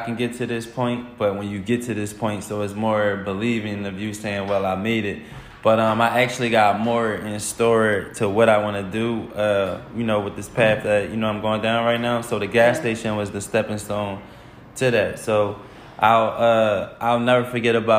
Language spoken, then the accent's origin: English; Philadelphia, Pennsylvania, United States; now in Atlanta, United States; I'm from West Philadelphia.